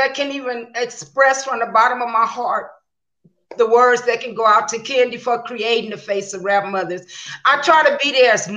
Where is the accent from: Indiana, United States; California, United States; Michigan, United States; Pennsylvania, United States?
California, United States; Los Angeles; also born or lived in Hollywood, California; I grew up, Shonta, in South Central LA. But from 15 to 30, I was raised in Hollywood, California.